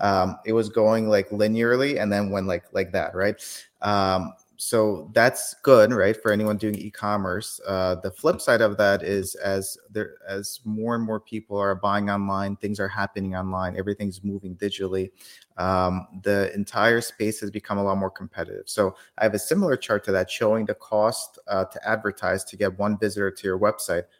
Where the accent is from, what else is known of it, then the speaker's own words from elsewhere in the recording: Kyiv, Ukraine; now in United States; I was born in Kyiv, Ukraine